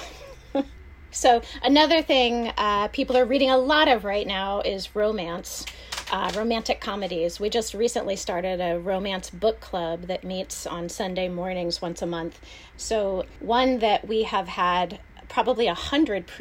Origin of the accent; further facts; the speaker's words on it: Pennsylvania, United States; also born or lived in North Carolina; now in Florida, United States; I come from Pennsylvania originally and then North Carolina